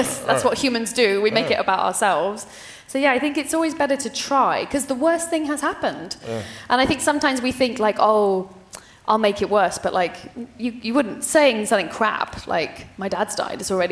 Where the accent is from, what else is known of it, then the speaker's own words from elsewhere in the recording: United Kingdom; as a British person